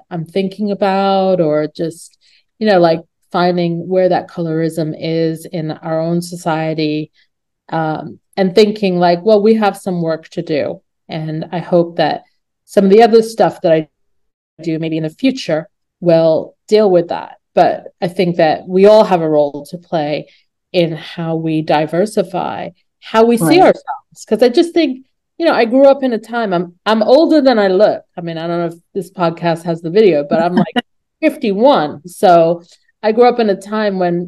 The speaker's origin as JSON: {"language": "English", "region": "New Jersey", "country": "United States", "tie": "born or raised there", "said": "a young teenager growing up in New Jersey"}